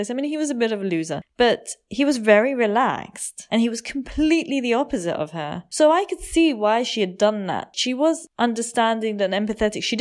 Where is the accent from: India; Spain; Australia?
India; just because I'm Indian and I know these things